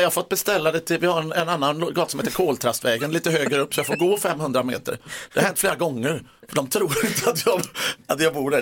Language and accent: Swedish; Gothenburg, Västra Götaland, Sweden; Jag är från Göteborg